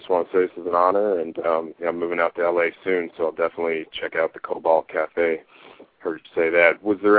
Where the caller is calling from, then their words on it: Tempe, Arizona, United States; I'm in Tempe, Arizona right now.